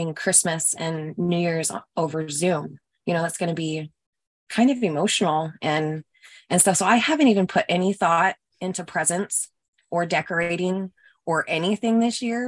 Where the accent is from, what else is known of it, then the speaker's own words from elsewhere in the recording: Utah, United States; moved away as an adult; now in Florida, United States; We're originally from Utah and all of our family, most of both sides of our families are in Utah